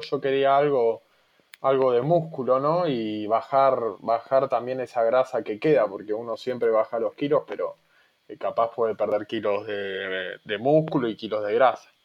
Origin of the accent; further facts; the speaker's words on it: Buenos Aires, Argentina; moved away as an adult; also born or lived in Mar del Plata; yo siempre viví en Buenos Aires, me fui a vivir a, Mar de Plata, en la provincia de Buenos Aires